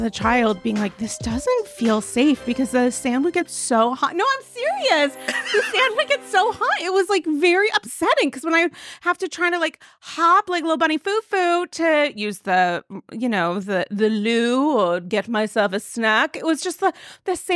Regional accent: Rhode Island, United States

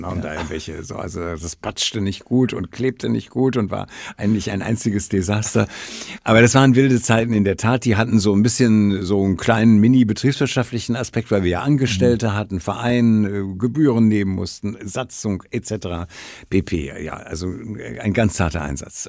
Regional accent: Essen, North Rhine-Westphalia, Germany; moved away; ich komme ja aus der, aus der Stadt Essen, aus dem äh, Nordwesten, also kannte Oberhausen, Bottrop, äh, Essen

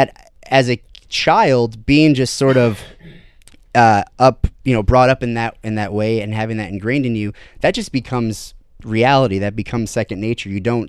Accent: Toledo, Ohio, United States; I have a, you know, Midwestern upbringing, was born and raised in Ohio. Over in the Toledo area, and I was raised in a very, I use the word staunch loosely, but a very serious Catholic upbringing.

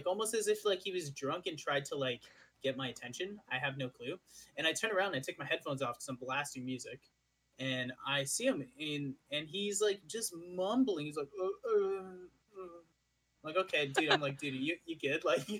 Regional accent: Ottawa, Ontario, Canada

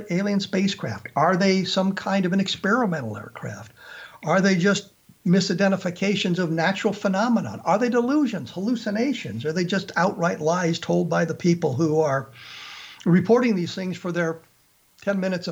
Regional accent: Colorado, United States; as I was growing up in the Colorado area, I actually carried the Rocky Mountain News

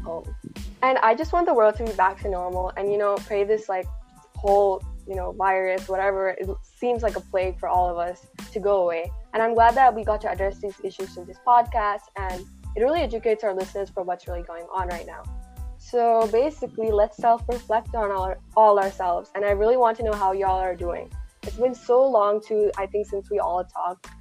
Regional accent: Malayali, Kerala, India; moved away; proud to be, you know, Malayali

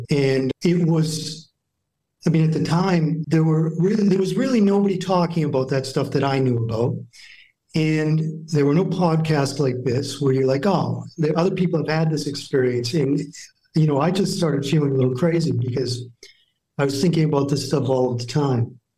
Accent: New Hampshire, United States; I grew up in New Hampshire, so pretty small town.

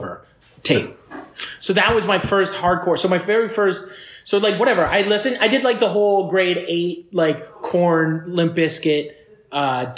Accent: Fort Erie, Ontario, Canada; I grew up in Fort Erie. I moved to Fort Erie, Ontario

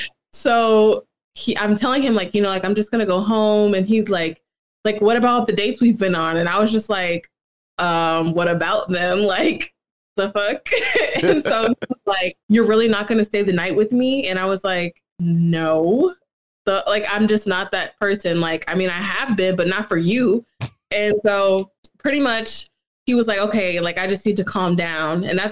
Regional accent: St. Louis, Missouri, United States; I got to college because I'm from Missouri. It's all white people there.

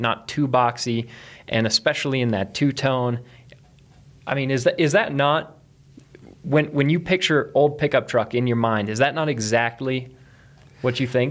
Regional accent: East Coast, United States; now in Colorado, United States; where I grew up on the East Coast

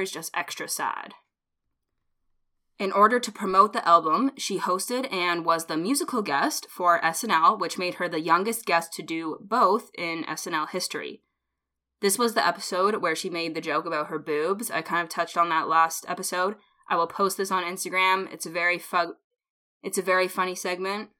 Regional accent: Canada; We're Canadian.

